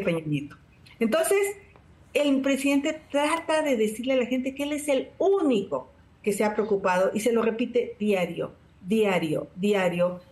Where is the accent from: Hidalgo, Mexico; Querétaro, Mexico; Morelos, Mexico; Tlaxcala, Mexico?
Hidalgo, Mexico; Tepatepec; Desde los 14 años, 12 años empecé a luchar contra el cacique de mi pueblo, Felipe Contreras, en Tepatepec